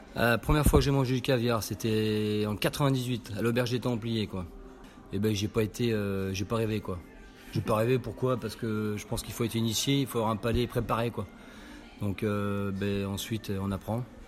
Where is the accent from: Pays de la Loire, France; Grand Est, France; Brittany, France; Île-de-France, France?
Grand Est, France; Nancy; now in Dordogne, France; je suis originaire de Lorraine, côté de Nancy